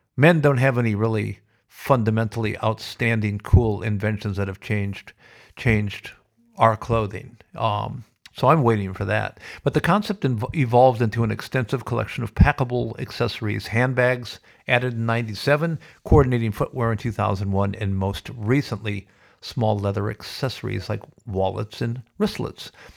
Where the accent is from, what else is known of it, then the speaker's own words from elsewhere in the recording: United States; now in Australia; I'm proudly American, but so absolutely grateful to be living in Australia.